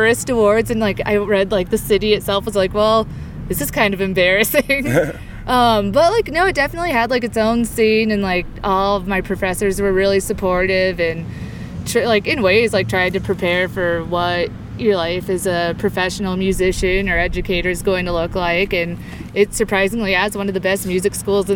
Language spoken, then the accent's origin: English; Parker, Colorado, United States; also born or lived in Greeley, Colorado; I grew up in Colorado. Grew up in Parker, a little bit south of here